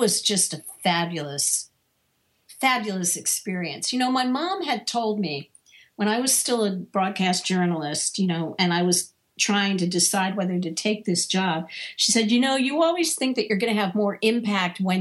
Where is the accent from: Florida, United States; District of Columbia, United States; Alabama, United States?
District of Columbia, United States; Washington; moved away as an adult; also born or lived in Chicago; I moved from Washington, D.C., where I had grown up and was working, to Chicago